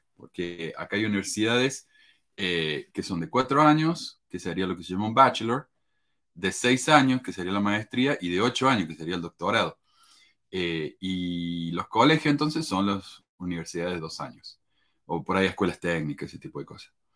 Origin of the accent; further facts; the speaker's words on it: Argentina; moved away as an adult; yo vine de Argentina y no tenía ni siquiera mi, certificado de graduación del secundario conmigo